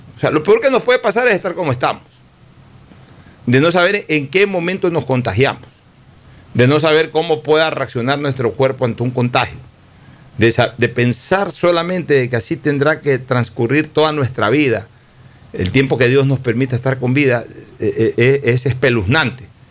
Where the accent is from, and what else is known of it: Ecuador